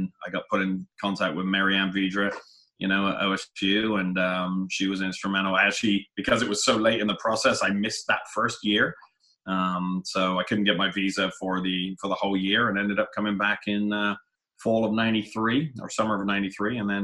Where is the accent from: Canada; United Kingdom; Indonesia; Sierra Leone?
United Kingdom; Frome, South West England; moved away as an adult; also born or lived in Scappoose, Oregon; now in Corvallis, United States; I was born and raised in England, in southwest England, down in a little town called Frome in Somerset